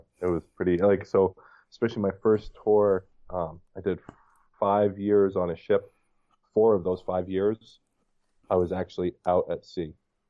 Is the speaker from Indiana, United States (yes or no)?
no; New York City, New York, United States; now in Wisconsin, United States; I'm from New York City.